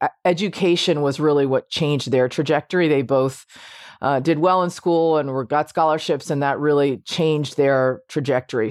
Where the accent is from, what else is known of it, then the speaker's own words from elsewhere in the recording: Washington, District of Columbia, United States; I, uh, grew up m, primarily in Washington, D C